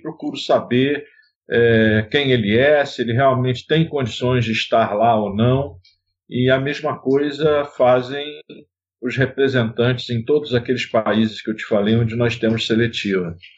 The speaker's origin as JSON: {"language": "Portuguese", "country": "Brazil", "tie": "born or raised there", "said": "Sou nascido no Brasil"}